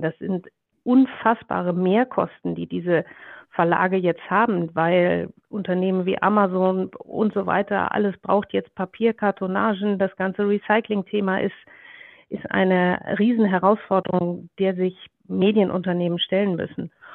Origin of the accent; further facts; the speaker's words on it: Ruhr area, North Rhine-Westphalia, Germany; moved away; meine Kindheit im Ruhrgebiet ähm, Mitte der 70er Jahre war, äh, war wunderbar